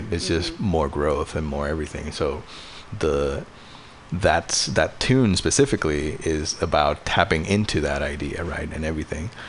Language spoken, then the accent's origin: English; Puerto Rico; now in Bay Area, United States; I moved to the Bay Area from Puerto Rico in uh, 2014